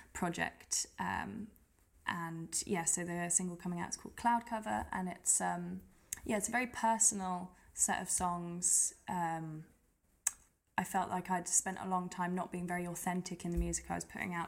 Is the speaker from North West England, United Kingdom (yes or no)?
no; Gillingham, South East England, United Kingdom; moved away as an adult; also born or lived in France / Birmingham; now in London, United Kingdom; I grew up in Kent, so I grew up in a little town called Gillingham